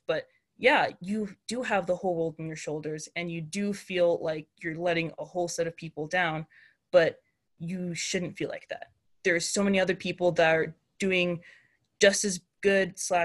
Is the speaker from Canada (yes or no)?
yes; Canada; being a Nigerian Canadian woman